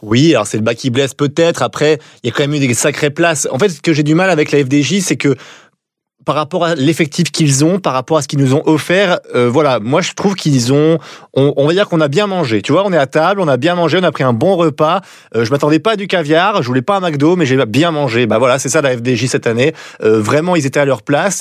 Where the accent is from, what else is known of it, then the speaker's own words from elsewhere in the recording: France; en tant que Français